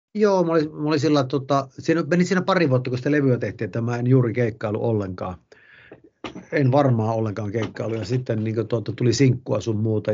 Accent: Haukipudas, North Ostrobothnia, Finland; moved away; also born or lived in Helsinki; en edes muuttanut Ouluun, vaan tänne ihan Haukiputtaalle ja Martiniemen seudulle, mistä on kotoisin

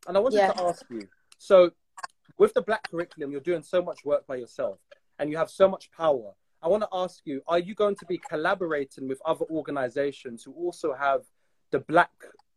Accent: Trinidad & Tobago; I'm from Trinidad

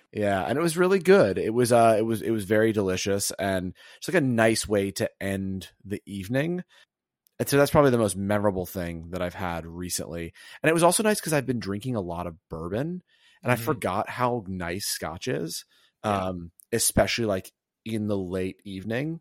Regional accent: the South, United States; now in New York, United States; I'm from the South

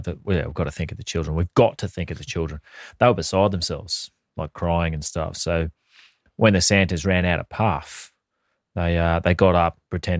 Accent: Sydney, New South Wales, Australia; Sydney, Australia. Wow. My hometown, yes.

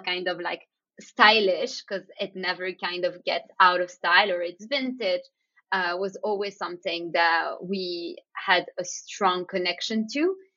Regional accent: Antwerp, Flanders, Belgium; we grew up around diamonds and jewelry, growing up in Antwerp

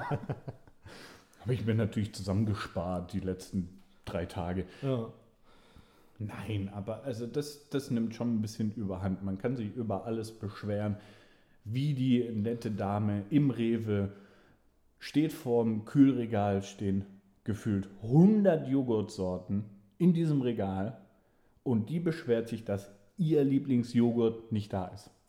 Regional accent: Baden-Württemberg, Germany; ich komme ja aus Baden-Württemberg, ne? im schönsten Bundesland in ganz Deutschland.

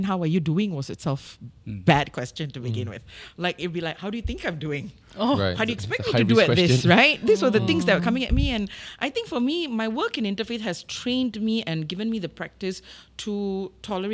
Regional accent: Singapore; I, as a Singaporean Muslim

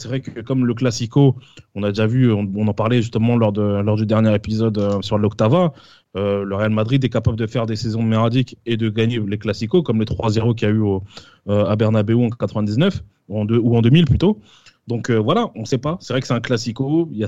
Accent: Switzerland; mais après, moi je, suis, moi, je suis de la Suisse.

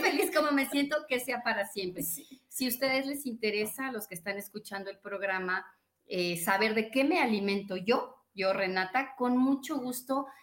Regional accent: Mexico; nací en México

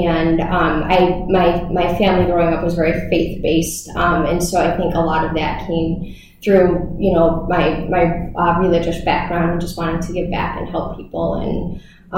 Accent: Syracuse, New York, United States; also born or lived in Hawaii; I am from the Syracuse area. I went to Bishop Ludden for high school, and then actually went to Syracuse University for undergrad

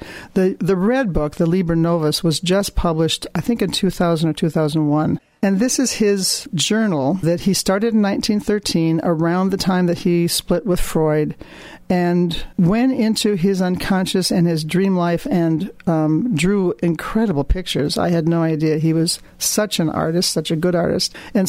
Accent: Minnesota, United States; I come from Minnesota

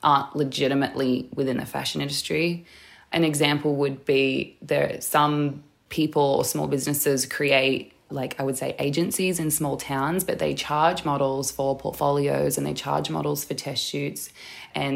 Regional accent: Newcastle, New South Wales, Australia; I was born and raised in Newcastle, which is Awabakal

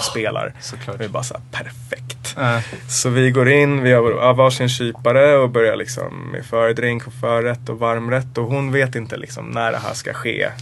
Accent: Sweden; jag är också svensk

